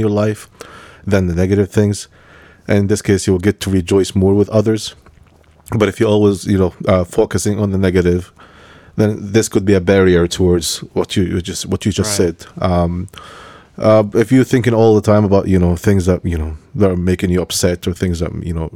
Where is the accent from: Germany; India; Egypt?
Egypt; moved away; I was born in Egypt